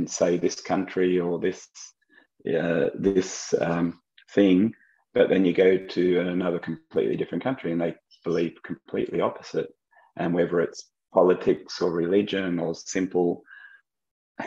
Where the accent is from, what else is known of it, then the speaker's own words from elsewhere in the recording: Australia; moved away as an adult; also born or lived in United States / France; growing up in Australia, what an awesome country to grow up